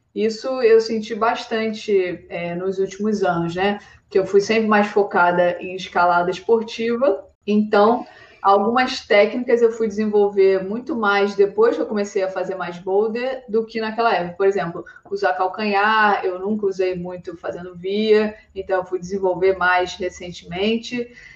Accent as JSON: {"language": "Portuguese", "region": "Rio de Janeiro", "country": "Brazil", "moved": "as an adult", "lives_now": "Arco, Italy", "said": "Eu sou do Rio de Janeiro"}